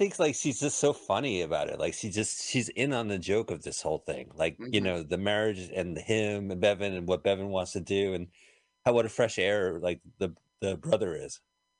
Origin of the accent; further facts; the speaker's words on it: Fair Lawn, New Jersey, United States; also born or lived in New York City; You didn't know I grew up in the Radburn community of Fairlawn?